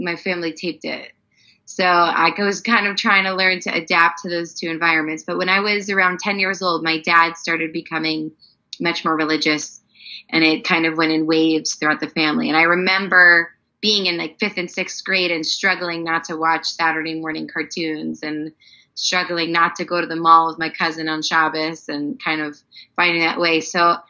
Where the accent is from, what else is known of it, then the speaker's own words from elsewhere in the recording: East Northport, New York, United States; I grew up in a place called East Northport, Long Island